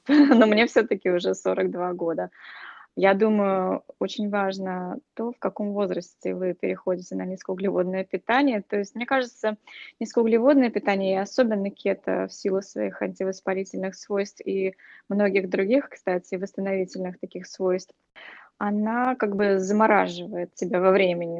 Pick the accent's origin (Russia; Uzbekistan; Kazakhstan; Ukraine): Russia; moved away; когда я росла в России еще